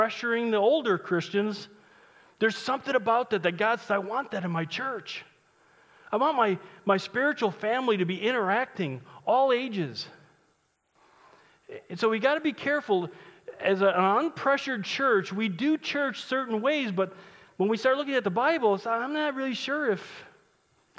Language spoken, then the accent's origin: English; United States